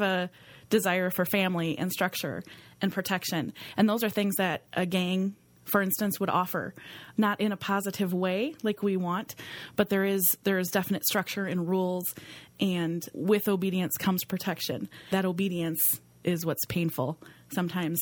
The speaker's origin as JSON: {"language": "English", "town": "Green Bay", "region": "Wisconsin", "country": "United States", "tie": "born or raised there", "said": "I grew up right here in Green Bay."}